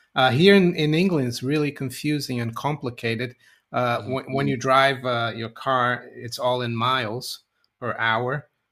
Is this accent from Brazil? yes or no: yes; Brazil; moved away; I was growing up in Brazil, when we are going to school